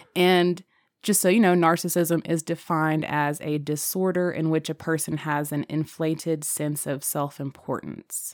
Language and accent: English; United States; we're American